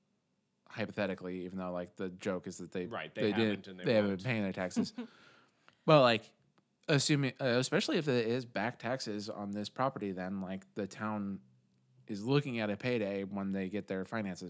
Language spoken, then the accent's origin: English; Canton, United States; born or raised there